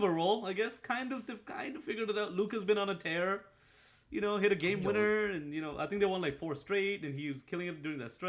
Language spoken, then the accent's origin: English; Boston, Massachusetts, United States; Screw the Celtics, bro. We're from Boston.